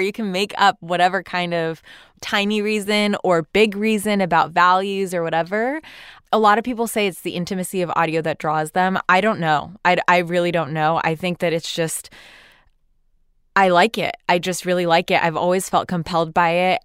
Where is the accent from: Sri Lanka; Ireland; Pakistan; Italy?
Pakistan; now in United States; as a Muslim woman born and raised in Pakistan